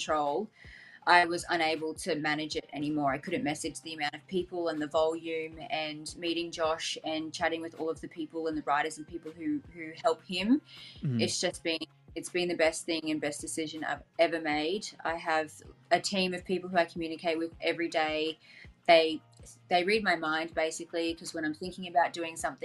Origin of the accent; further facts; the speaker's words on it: Gold Coast, Queensland, Australia; I'm from the Gold Coast, which is in Queensland